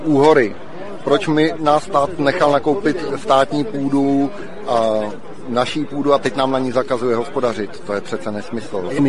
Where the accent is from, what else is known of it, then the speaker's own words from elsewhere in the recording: Panenský Týnec, Ústí nad Labem Region, Czechia; Jsem z Lounska, potažmo z Panenského týmce a hospodařím v okolí Panenského týmce.